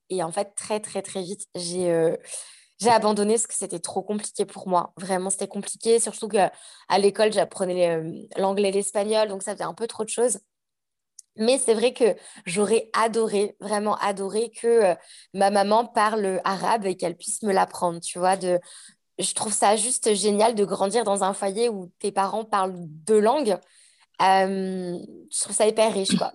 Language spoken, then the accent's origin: French; Annecy, Auvergne-Rhône-Alpes, France; moved away as an adult; also born or lived in Aix-les-Bains, France; now in Queenstown, New Zealand; je suis née à Annecy, j'ai grandi euh, toute mon enfance sur Annecy.